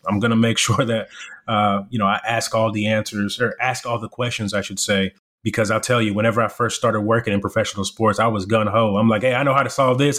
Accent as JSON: {"language": "English", "town": "Irving", "region": "Texas", "country": "United States", "tie": "born or raised there", "also_born_or_lived": "Congo / South Africa", "second_language": "English", "said": "we come from Congo, South Africa to the US, and I'm living in the inner city whenever I'm in Irving, Texas"}